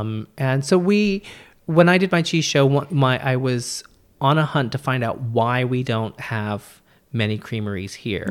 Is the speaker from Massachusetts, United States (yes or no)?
no; California, United States; me being Californian